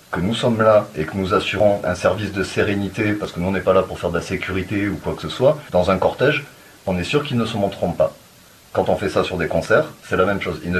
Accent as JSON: {"language": "French", "country": "France", "said": "moi, je suis français, et les valeurs que eux veulent défendre, moi, je ne me reconnais pas dedans."}